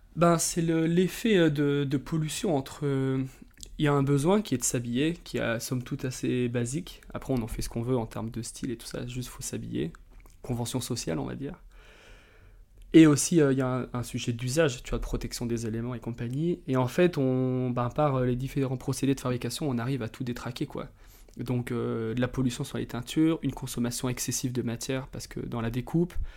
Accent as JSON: {"language": "French", "area": "Drôme", "region": "Auvergne-Rhône-Alpes", "country": "France", "tie": "born or raised there", "also_born_or_lived": "Annecy", "moved": "as an adult", "lives_now": "Biarritz, France", "said": "J'ai grandi dans la Drôme, près des grands espaces."}